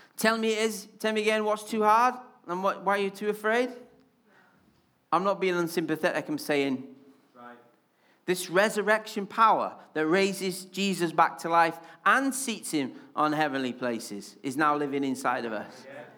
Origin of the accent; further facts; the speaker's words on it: Wales, United Kingdom; accent: Welsh; now in Yorkshire, United Kingdom; I'm especially Welsh when I'm excited or angry